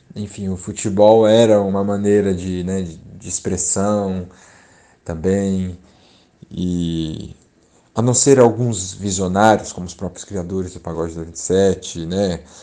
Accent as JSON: {"language": "Portuguese", "region": "São Paulo", "country": "Brazil", "tie": "born or raised there", "said": "nascido e criado aqui no Grajaú, um bairro"}